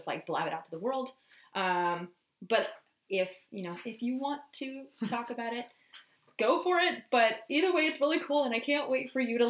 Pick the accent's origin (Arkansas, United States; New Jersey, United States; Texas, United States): Texas, United States; moved away; I'm from Texas